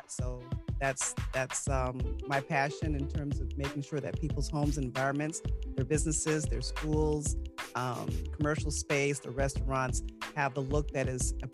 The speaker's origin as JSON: {"language": "English", "region": "New York", "country": "United States", "lives_now": "Greenville County, United States", "said": "I am a resident of Greenville County here, and I'm a transplant from New York, but I've been here long enough."}